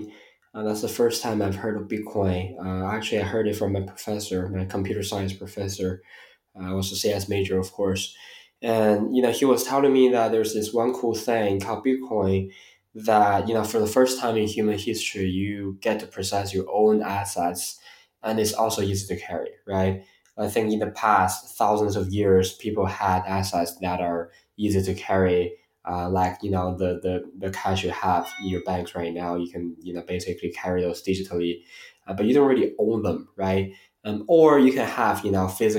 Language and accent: English; Beijing, China; moved away as an adult; also born or lived in Atlanta, Georgia, United States; I was born here in Beijing, went to US for college, stayed there for roughly 7 years